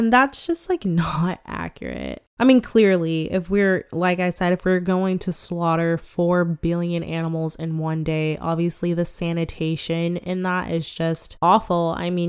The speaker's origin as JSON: {"language": "English", "country": "United States", "said": "I mean, we're all American, so we all kind of have our own little like American ways."}